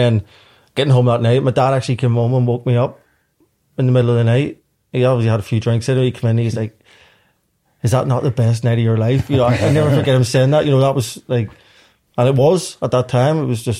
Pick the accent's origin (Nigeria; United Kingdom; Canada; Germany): United Kingdom; Belfast, Northern Ireland; I grew up in a housing estate, quite a large housing estate